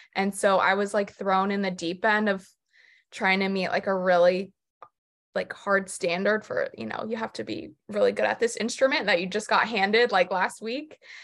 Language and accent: English; Jupiter, Florida, United States; moved away as an adult; also born or lived in New York City; now in North Carolina, United States; I'm originally from Jupiter, Florida, in South Florida